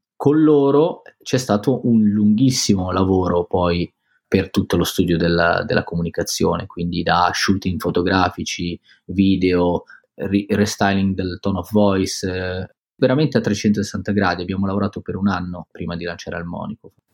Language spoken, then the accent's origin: Italian; Biella, Piedmont, Italy; moved away as an adult; now in Milan, Italy; siamo ancora in provincia, che è il posto dove sono cresciuto io, a Biella